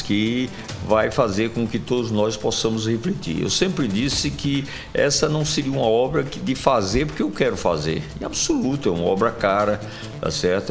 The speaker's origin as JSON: {"language": "Portuguese", "region": "Sertão", "country": "Brazil", "moved": "yes", "lives_now": "João Pessoa, Brazil", "said": "minha terra, do sertão"}